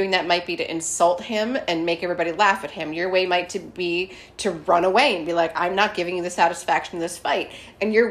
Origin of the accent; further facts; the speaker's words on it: Scranton, Pennsylvania, United States; moved away; I'm from Scranton